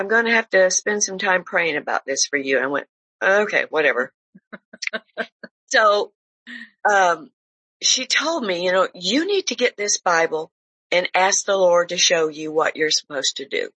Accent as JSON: {"language": "English", "town": "Detroit", "region": "Michigan", "country": "United States", "tie": "born or raised there", "said": "I grew up in Detroit, and my grandfather was our pastor for a long, long time"}